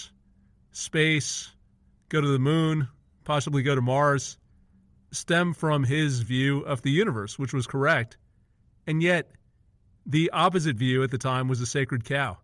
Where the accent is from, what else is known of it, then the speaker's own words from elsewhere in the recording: India; moved away; I'm originally from India